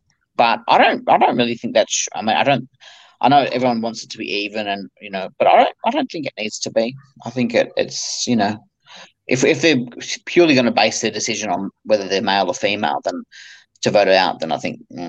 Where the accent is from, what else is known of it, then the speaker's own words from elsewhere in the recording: country New South Wales, Australia; I'm from country New South Wales